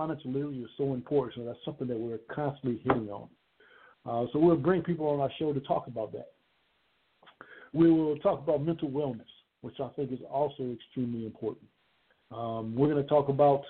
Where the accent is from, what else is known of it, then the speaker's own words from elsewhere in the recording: Conway, South Carolina, United States; Down in Conway, South Carolina, which is my hometown